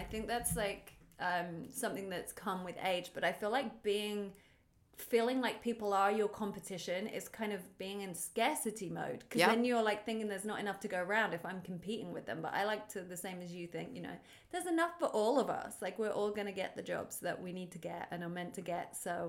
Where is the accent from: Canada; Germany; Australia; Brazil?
Australia; neither of us are from LA, if you can tell by our accents.